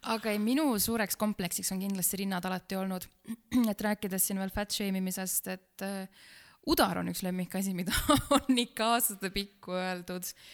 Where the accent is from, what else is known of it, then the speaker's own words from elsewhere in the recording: near Pärnu, Pärnu County, Estonia; ma olen äh, pärit Pärnumaalt, Pärnu külje alt, siis meie maakoolis